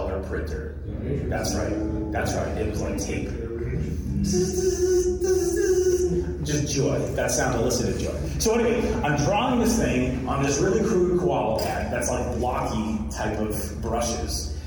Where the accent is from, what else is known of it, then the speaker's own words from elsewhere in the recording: New York, United States; now in New Jersey, United States; I'm from New Jersey. I'm actually originally in New York, but live in New Jersey.